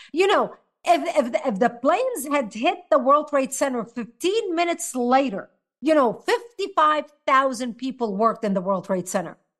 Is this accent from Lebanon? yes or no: yes; Lebanon; now in United States; I was born and raised in Lebanon